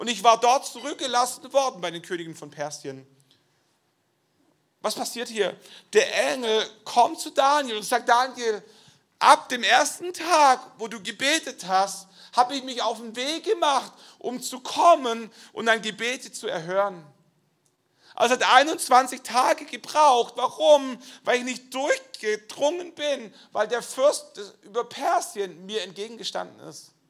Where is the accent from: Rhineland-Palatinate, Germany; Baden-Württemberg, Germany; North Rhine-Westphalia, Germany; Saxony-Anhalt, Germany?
Baden-Württemberg, Germany; Schwäbisch Gmünd; Ich komme aus Schwäbisch Gmünd, ich bin der Leiter der christlichen Studentenmission in Schwäbisch Gmünd gewesen.